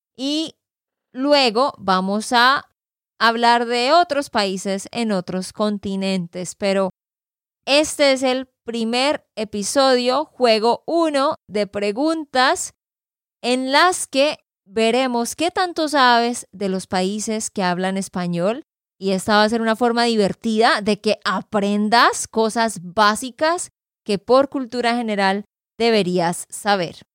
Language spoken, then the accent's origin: Spanish; Santander, Colombia; de Santander, Colombia